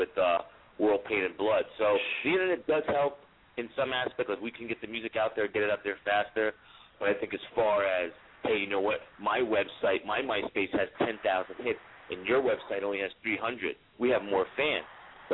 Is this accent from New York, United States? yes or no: yes; New York City, New York, United States; I'm originally from the Bronx